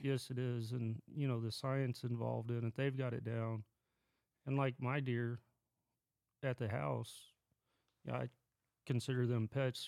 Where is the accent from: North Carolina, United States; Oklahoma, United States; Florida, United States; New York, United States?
Oklahoma, United States; Lawton; moved away as an adult; I was born and raised around Lawton, which is southwest corner of Oklahoma.